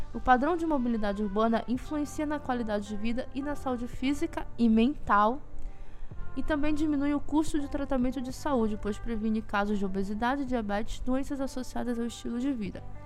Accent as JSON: {"language": "Portuguese", "town": "Belém", "region": "Pará", "country": "Brazil", "moved": "as an adult", "lives_now": "Ananindeua, Brazil", "said": "Eu saí de Belém, mas eu tô morando na região metropolitana"}